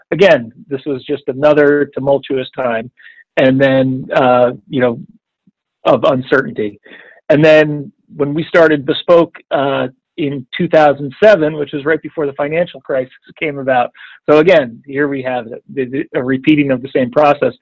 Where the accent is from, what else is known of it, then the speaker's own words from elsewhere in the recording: the New York area, United States; growing up in the New York area